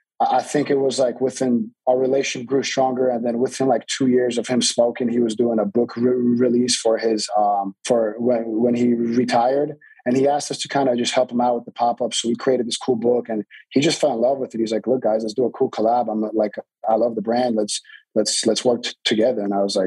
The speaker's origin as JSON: {"language": "English", "region": "South Florida", "country": "United States", "tie": "born or raised there", "also_born_or_lived": "Miami", "moved": "as an adult", "lives_now": "Los Angeles, United States", "said": "growing up in South Florida, watching Miami Heat"}